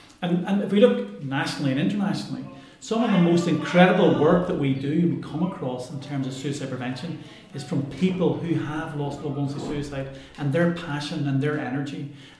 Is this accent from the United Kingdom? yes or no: no; Ireland; And I'm Irish and I used to live here, and 20 years ago when I first did my research here